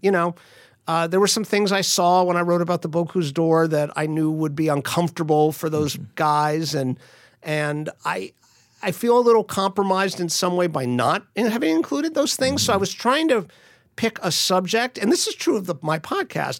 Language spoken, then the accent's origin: English; Miami, Florida, United States; moved away; I grew up in Miami, so I speak uh, I used to speak almost fluently, but I speak some Spanish.